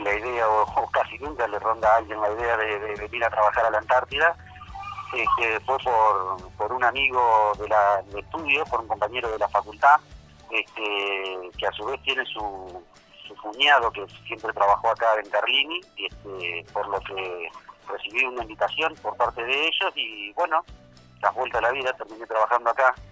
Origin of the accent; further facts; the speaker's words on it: Gualeguay, Entre Ríos, Argentina; soy de Gualeguay, Entre Ríos, de aquella zona de la Argentina